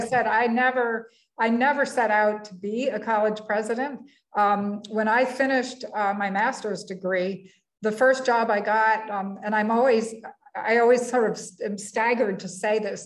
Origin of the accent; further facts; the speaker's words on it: Middlebury, Vermont, United States; moved away as an adult; now in Iowa, United States; my my original hometown. I'm a Vermonter, and my hometown is in Middlebury